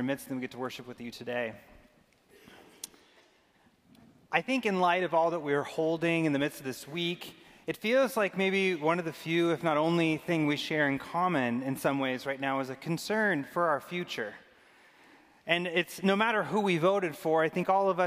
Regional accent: Arizona, United States; I grew up in Arizona

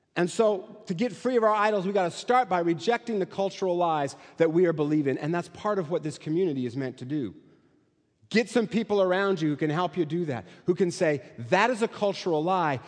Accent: Eastern Washington, United States; I'm from Eastern Washington

